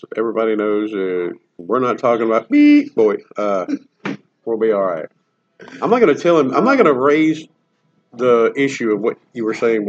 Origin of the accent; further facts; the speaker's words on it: the South, United States; I'm from the South.